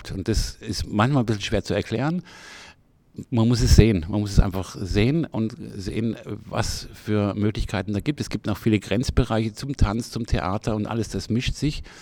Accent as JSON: {"language": "German", "town": "Freiburg", "region": "Baden-Württemberg", "country": "Germany", "said": "ich komme selber aus Freiburg"}